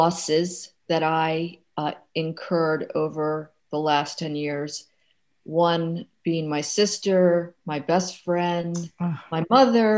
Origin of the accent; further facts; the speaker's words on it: Maryland, United States; moved away; my hometown, Maryland